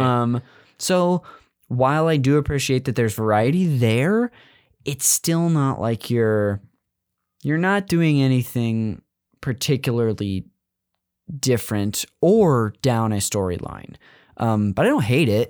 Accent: California, United States; I grew up in California

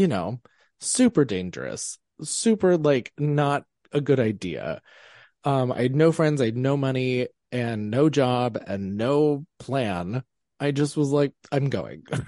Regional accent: Pennsylvania, United States; I am from Pennsylvania. I grew up in Amish land.

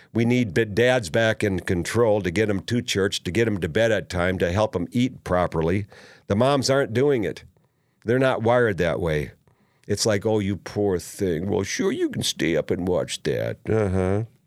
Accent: Minnesota, United States; as I was growing up in Minnesota

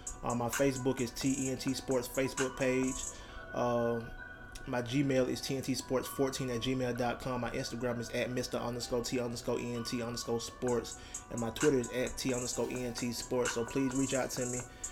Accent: Troy, Alabama, United States; my back-to-school drive coming July 14th in my hometown, Troy, Alabama.

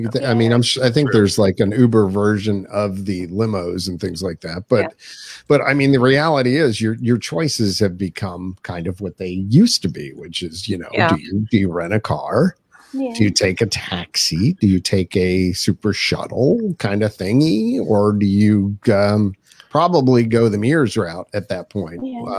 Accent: Pennsylvania, United States; moved away as an adult; now in South Carolina, United States; Pennsylvania, folks. Yuck. My home state.

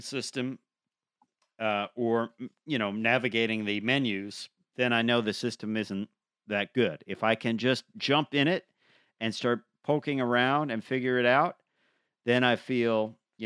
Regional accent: Long Island, New York, United States; I grew up on Long Island

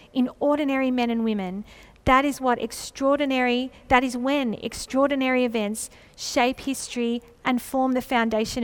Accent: Australia

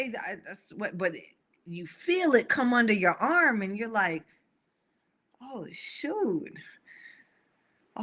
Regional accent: the South, United States; I grew up in the South

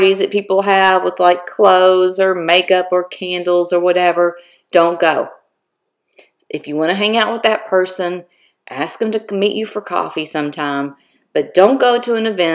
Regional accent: Florida, United States; moved away; I am from Florida originally

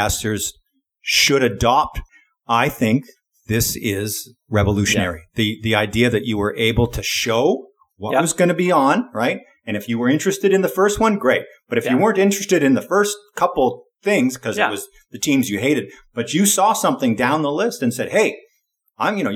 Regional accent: Canada; I grew up in Canada, and so we didn't get ESPN. We got TSN

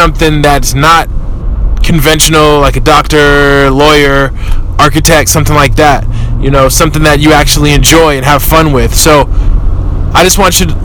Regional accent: Oakland, California, United States; I'm from East Oakland. I grew up, you know, the way people in Oakland grow up

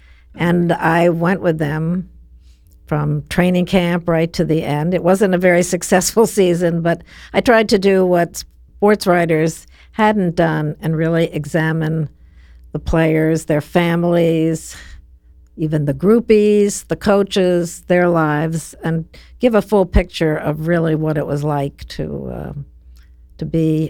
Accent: New Jersey, United States; I grew up around sports in New Jersey.

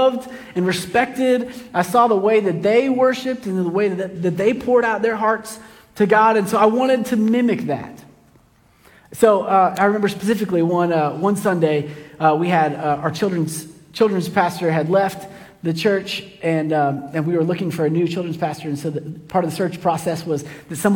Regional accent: Kansas City, United States; I grew up in Kansas City, and in my church in Kansas City, when I was a little kid

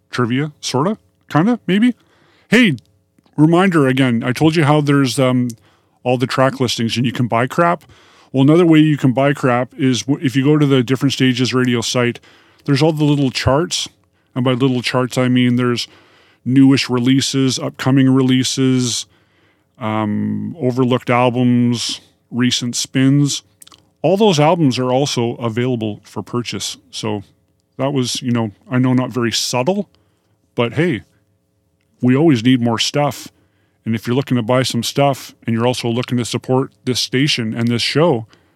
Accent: Kenora, Ontario, Canada; moved away as an adult; now in Vancouver, Canada; I was living in my hometown of Kenora, Ontario.

